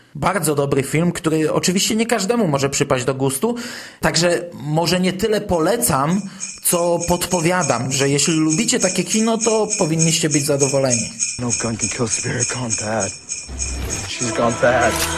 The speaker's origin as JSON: {"language": "Polish", "area": "former Toruń Voivodeship", "region": "Kuyavian-Pomeranian Voivodeship", "country": "Poland", "moved": "yes", "said": "Pochodzę ze starego województwa toruńskiego i w Toruniu mieszkałem kilka lat"}